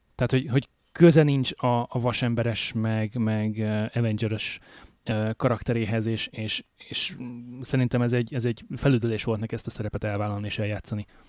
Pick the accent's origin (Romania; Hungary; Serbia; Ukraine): Hungary; moved away as an adult; now in Alberta, Canada; Magyarországról jöttem, hogy itt élek már hát négy-öt éve